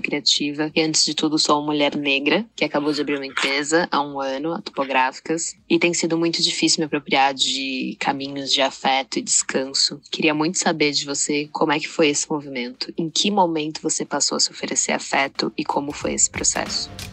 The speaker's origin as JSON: {"language": "Portuguese", "area": "ABC Paulista", "region": "São Paulo", "country": "Brazil", "said": "sou da ABC de São Paulo"}